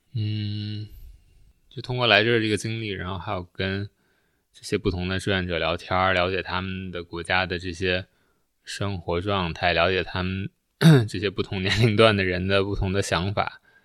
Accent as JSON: {"language": "Chinese", "country": "China", "also_born_or_lived": "Canada", "moved": "as an adult", "said": "在国内的时候就关注，关注国内的东西"}